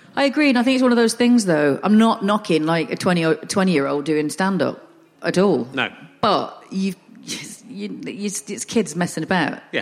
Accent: the north of England, United Kingdom; accent: northern; I'm northern

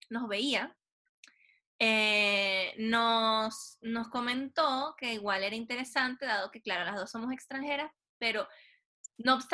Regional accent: Venezuela; moved away as an adult; now in Chile; soy, Tauro y nací en Venezuela.

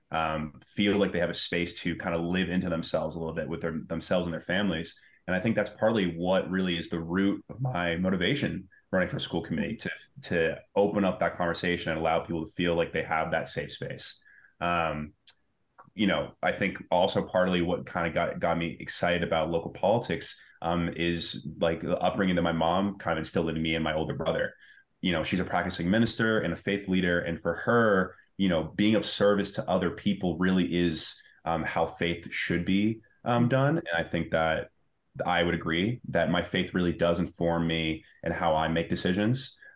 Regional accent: Medford, Massachusetts, United States; but I grew up in Medford. I kind of matured, went through the kind of experiences of younger younger mm-hmm. life here in Medford.

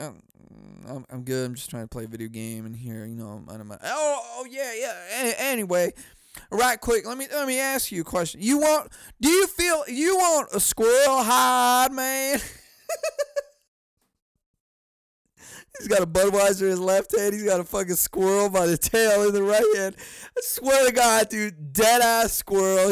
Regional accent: California, United States; moved away; I was from California

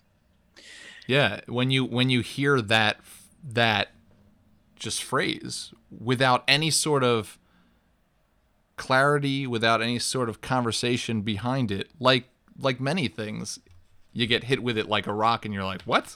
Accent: New York, United States; growing up in New York

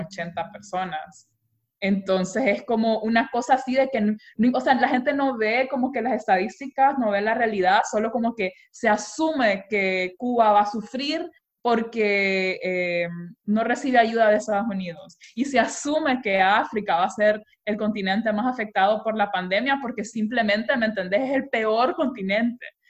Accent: Honduras; also born or lived in Austria; nosotros como hondureños

